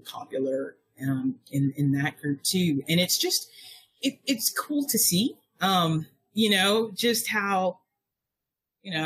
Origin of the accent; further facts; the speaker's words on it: United States; as an American outsider